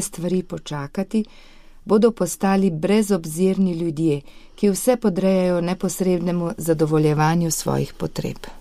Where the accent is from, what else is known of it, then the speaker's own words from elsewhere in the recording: Slovenia; Slovenci smo dosti krat znani po tem